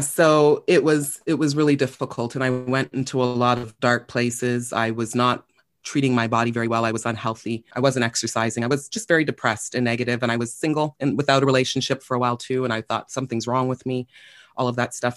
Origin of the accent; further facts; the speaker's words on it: Toronto, Ontario, Canada; I was born and raised in Toronto, Scarborough specifically